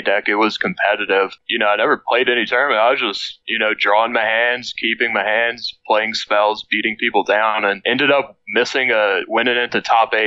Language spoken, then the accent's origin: English; Cut Off, Louisiana, United States; also born or lived in Lafayette, Louisiana; I grew up in a very small town called Cut Off, Louisiana